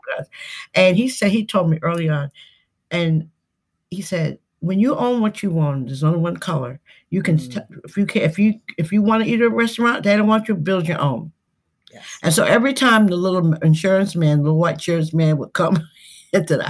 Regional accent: Westbury, New York, United States; I'm originally from Westbury, Long Island

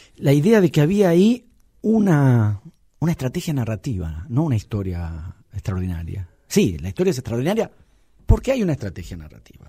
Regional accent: Buenos Aires, Argentina; soy un porteño de clase media

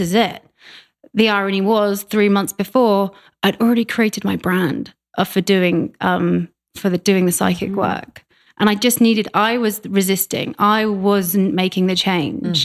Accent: Reading, South East England, United Kingdom; moved away as an adult; also born or lived in London; now in Vancouver, Canada; uh, 50 miles west of London. Okay. Yeah, a place called Reading.

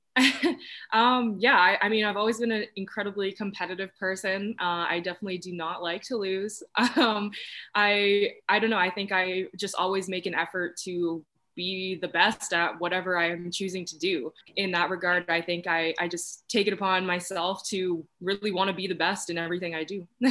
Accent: Oshawa, Ontario, Canada; i grew up in the greater toronto area in oshawa ontario

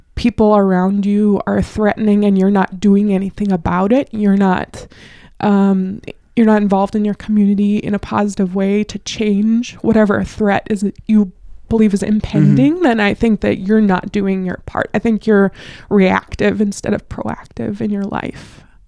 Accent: North Dakota, United States; accent: Midwest regional; I'm from North Dakota

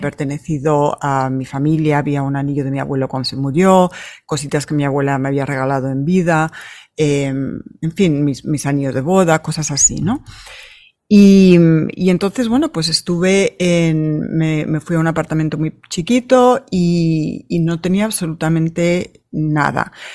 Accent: Madrid, Community of Madrid, Spain; now in United States; Yo nací en Madrid

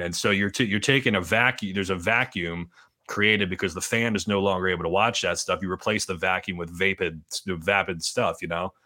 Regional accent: Gilbertsville, Pennsylvania, United States; I'm from Gilbertsville

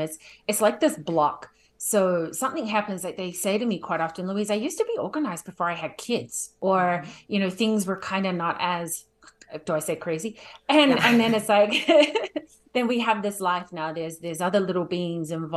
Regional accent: New Zealand; now in Calgary, Canada; I'm originally from New Zealand. I'll be short and sweet, but now I live in Calgary

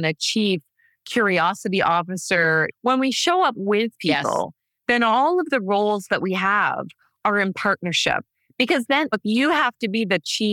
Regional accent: Canada; I come from Canada

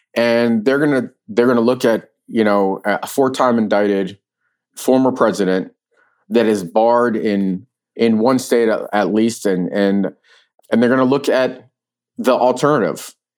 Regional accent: New York City, New York, United States; also born or lived in Ukraine; now in Virginia, United States; I grew up in New York City

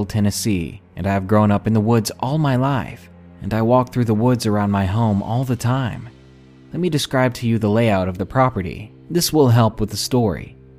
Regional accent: England, United Kingdom; I'm from England, and my US geography isn't great, so please forgive any vagueness in regards to the location.

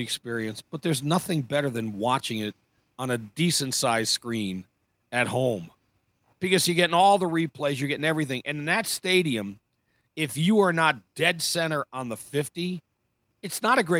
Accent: New Jersey, United States; moved away; we're both from Jersey

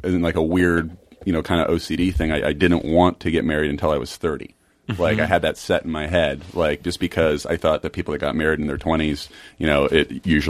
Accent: Virginia, United States; moved away; I was at home for the summer in Virginia

